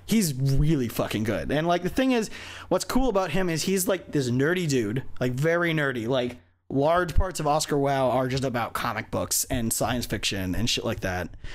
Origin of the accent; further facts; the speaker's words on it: Hawaii, United States; moved away; growing up in Hawaii.